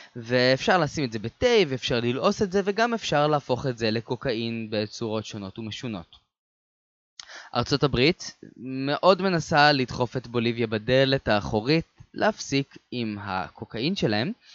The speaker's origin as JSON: {"language": "Hebrew", "country": "Israel", "said": "אני בתור ישראלי"}